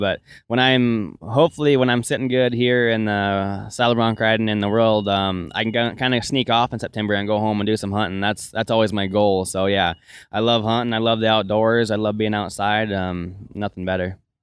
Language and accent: English; Melstone, Montana, United States; I'm from Millstone, Montana, and I grew up in a ranch and rodeo family